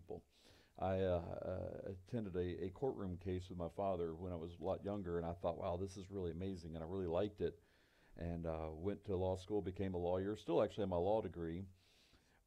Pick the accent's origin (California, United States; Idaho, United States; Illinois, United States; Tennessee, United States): Tennessee, United States; Middle; also born or lived in Charleston, South Carolina; I grew up in Tennessee. I was actually born in Charleston, South Carolina, but moved to Middle Tennessee when I was one